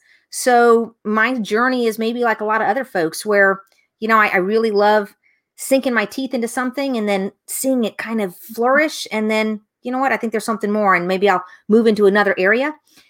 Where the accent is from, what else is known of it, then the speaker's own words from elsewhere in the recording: Tampa, Florida, United States; So where I'm from, I'm originally from Tampa, Florida. So I'm one of those few who is born and raised right here in the same place that I continue to live. So we're a fourth generation Tampanian.